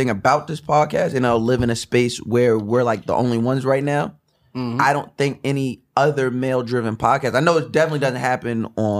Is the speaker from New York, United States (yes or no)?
yes; New York, United States; we are just three New Yorkers, three guys that love New York and are born and bred in New York